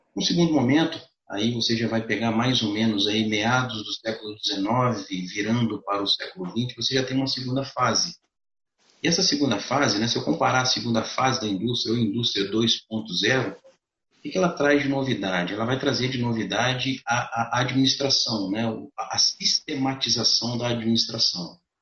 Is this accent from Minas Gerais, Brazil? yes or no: yes; Juiz de Fora, Minas Gerais, Brazil; eu sou de Juiz de Fora